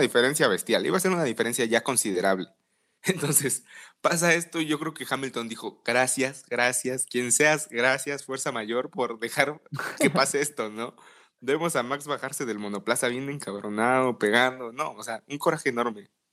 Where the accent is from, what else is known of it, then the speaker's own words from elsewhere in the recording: Mexico; tú y yo como mexicanos